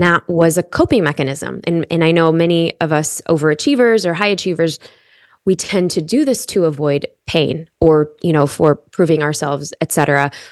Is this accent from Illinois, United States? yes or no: yes; Chicago, Illinois, United States; I grew up in Chicago